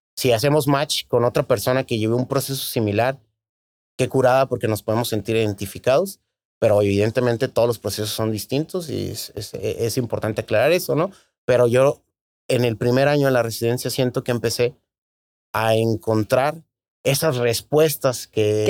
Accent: Tijuana, Baja California, Mexico; Soy tijuanense, nací aquí en la Clínica 7, me imagino como la mitad de, de los tijuanenses, ¿no? Eh, aquí tuve la oportunidad de, en Tijuana, de hacer todos mis estudios, primaria, secundaria

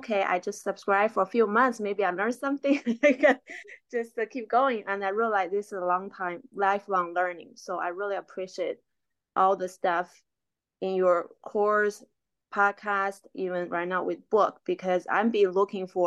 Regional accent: China; English is a second language; moved away as an adult; now in United States; I'm from China, was born and grew up in China

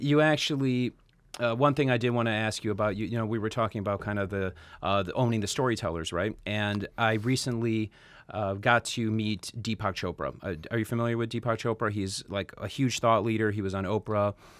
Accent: Chicago, Illinois, United States; now in Los Angeles, United States; we're both born and raised in Chicago

